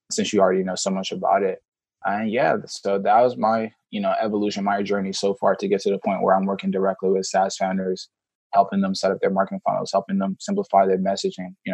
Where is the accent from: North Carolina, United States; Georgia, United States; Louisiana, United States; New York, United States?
Georgia, United States; Atlanta; also born or lived in Senegal; I grew up in Senegal, West Africa. Oh wow! I, moved, I moved to America when I was about five years old. I moved straight to Atlanta with my two older brothers and two older sisters, youngest in my family.